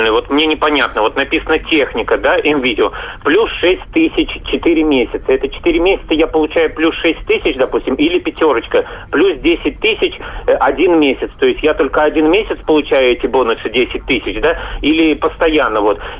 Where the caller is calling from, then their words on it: Kazan, Tatarstan, Russia; Я звоню из Казани.